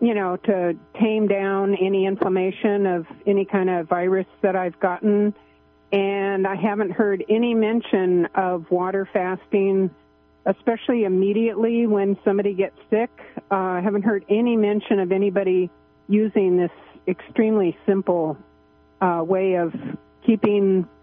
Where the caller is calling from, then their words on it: Arcata, California, United States; I'm in Arcata.